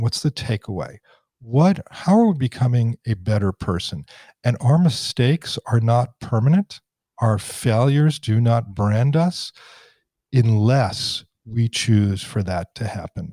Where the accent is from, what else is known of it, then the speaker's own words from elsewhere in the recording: Washington, District of Columbia, United States; I grew up in Washington. I grew up in a very political environment. In the shadow of the dome